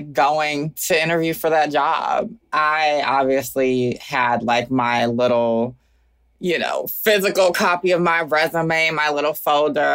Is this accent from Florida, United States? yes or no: no; Augusta, Georgia, United States; moved away as an adult; also born or lived in Atlanta, Georgia / Oakland, California; now in Brooklyn, United States; I am forever from Augusta, Georgia